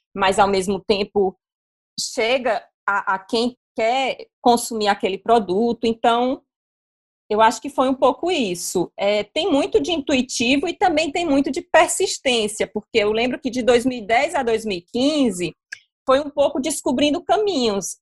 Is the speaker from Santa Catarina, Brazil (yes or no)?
no; Fortaleza, Ceará, Brazil; eu sou de Fortaleza